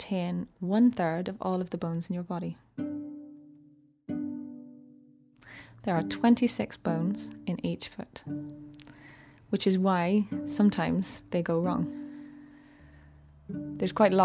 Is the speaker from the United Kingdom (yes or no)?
yes; South Armagh, Northern Ireland, United Kingdom; moved away; originally I'm from Northern Ireland, just right on the border, a part called South Armagh